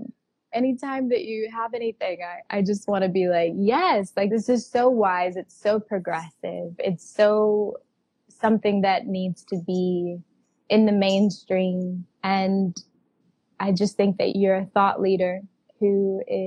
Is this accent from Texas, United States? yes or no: yes; Texas, United States; I'm from Texas. I grew up in a like conservative little bubble of that area